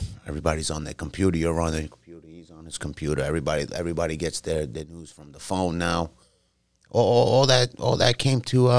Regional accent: New York City, New York, United States; When I was growing up on Arthur Avenue, like I told you, man, it was like a little melting pot there.

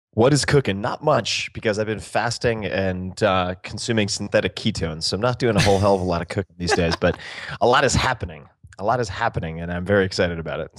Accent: Eastern Long Island, New York, United States; I'm from Eastern Long Island

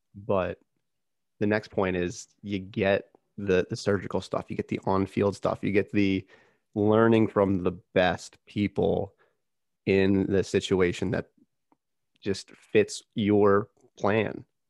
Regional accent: Philadelphia area, Pennsylvania, United States; we're from the same area. We, we grew up probably, what, within the same hour of each other?

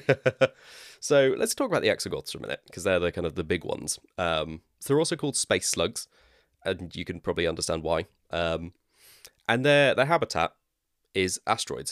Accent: West Country, South West England, United Kingdom; accent: West Country; my West Country accent

